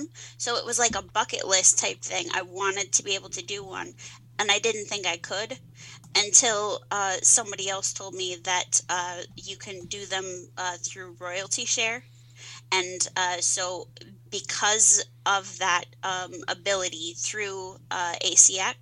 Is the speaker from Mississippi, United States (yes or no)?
no; Columbia, Missouri, United States; accent: twang; now in Westfield, New York, United States; I was born in Columbia, Missouri, but my family is from southern Missouri